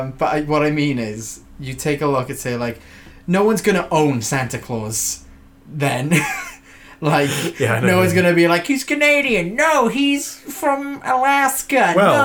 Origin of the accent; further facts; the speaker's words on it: Wales, United Kingdom; I'm Welsh